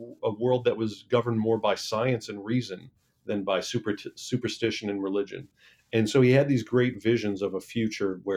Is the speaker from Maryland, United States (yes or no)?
no; Michigan, United States; I'm from Michigan